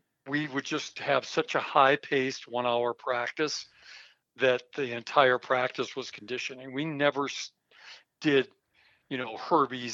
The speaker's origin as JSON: {"language": "English", "region": "Minnesota", "country": "United States", "moved": "as an adult", "lives_now": "Colorado, United States", "said": "I was from Minnesota"}